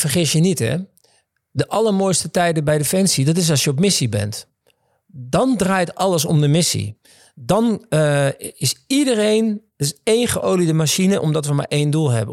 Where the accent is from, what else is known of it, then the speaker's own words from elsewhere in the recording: Netherlands; ik ben opgegroeid in Zwifterband